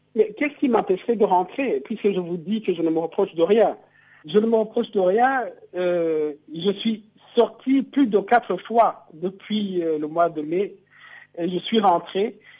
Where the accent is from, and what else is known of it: Burundi